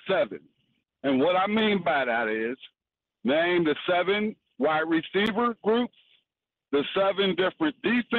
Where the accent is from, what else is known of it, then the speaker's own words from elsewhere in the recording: Pittsburgh, Pennsylvania, United States; moved away as an adult; I was born and raised in Pittsburgh on the Hill District